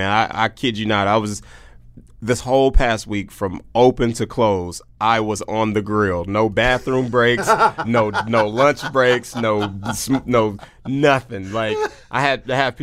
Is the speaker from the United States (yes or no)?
yes; Oklahoma City, Oklahoma, United States; Born and raised in Oklahoma City, Oklahoma